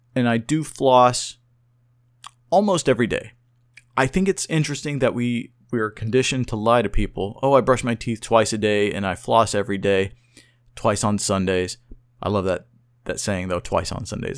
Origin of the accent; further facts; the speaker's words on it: Oklahoma City, Oklahoma, United States; I was born and raised in Oklahoma City, Oklahoma